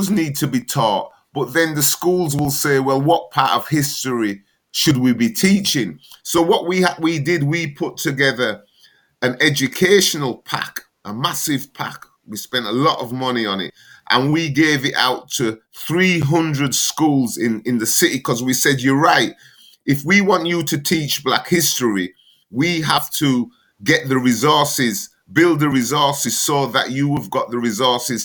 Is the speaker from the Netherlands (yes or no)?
no; England, United Kingdom; I was born in England